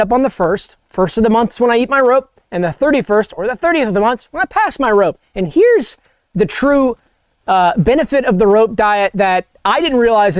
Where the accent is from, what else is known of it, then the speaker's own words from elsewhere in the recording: Savannah, Georgia, United States; I'm from Savannah, Georgia. That's where I grew up.